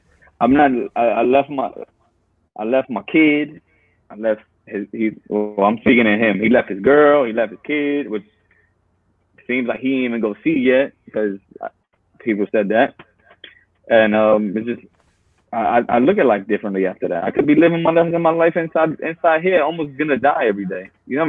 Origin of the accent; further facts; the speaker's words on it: Texas, United States; I'm a Texan.